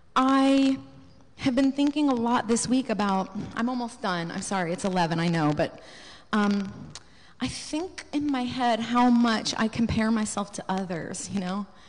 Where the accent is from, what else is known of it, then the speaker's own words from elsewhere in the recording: United States; to be an American